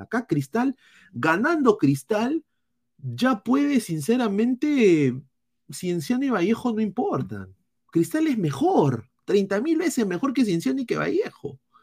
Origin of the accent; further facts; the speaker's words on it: Peru; como peruanos